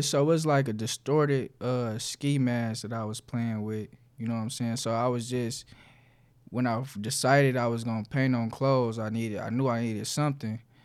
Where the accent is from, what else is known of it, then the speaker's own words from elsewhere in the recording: Detroit, Michigan, United States; the West Side, so, uh, like Joy and Southfield area